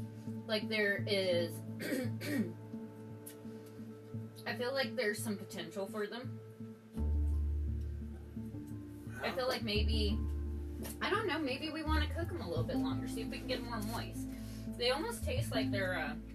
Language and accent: English; Hillsboro, Oregon, United States; also born or lived in Tillamook / Grants Pass / Washington; And I grew up in Hillsborough for the first part of my life. The second part of my life, I was in Tillamook. And then the third part of my life... I was in Grants Pass, and then the fourth part of my life, I was in Washington.